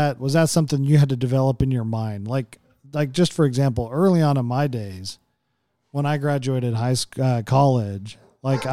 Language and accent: English; Oklahoma, United States; growing up in Oklahoma